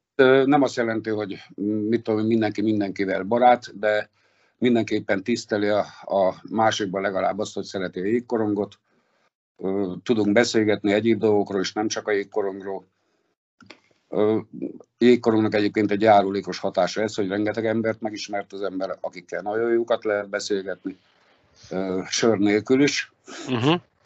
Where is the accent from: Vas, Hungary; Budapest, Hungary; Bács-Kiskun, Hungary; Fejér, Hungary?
Vas, Hungary; Szombathely; moved away as an adult; also born or lived in Kaposvár; now in Dunaújváros, Hungary; szombathelyi vagyok